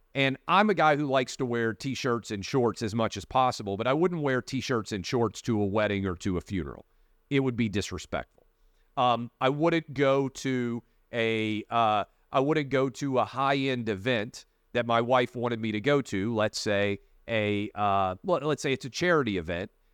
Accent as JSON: {"language": "English", "region": "Tennessee", "country": "United States", "tie": "born or raised there", "also_born_or_lived": "Northern Virginia", "moved": "yes", "said": "the fifth congressional district of Tennessee, my hometown congressman's office"}